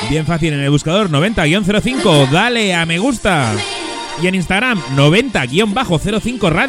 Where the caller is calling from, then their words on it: Barcelona, Catalonia, Spain; Quería escuchar … que me recuerda a esas primeras fiestas con Light con 14 años. … de Barcelona.